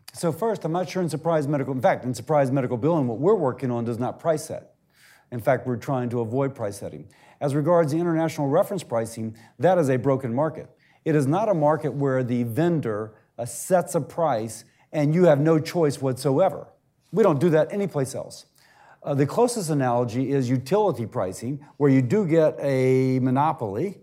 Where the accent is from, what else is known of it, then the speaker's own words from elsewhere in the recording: United Kingdom; accent: British; now in United States; as you can tell from the accent, you know, I'm British